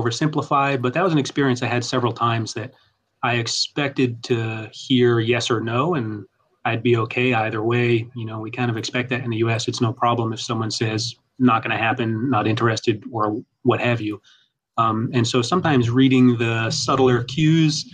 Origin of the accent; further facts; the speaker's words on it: United States; moved away; also born or lived in Tanzania; coming in as an American with different cultural expectations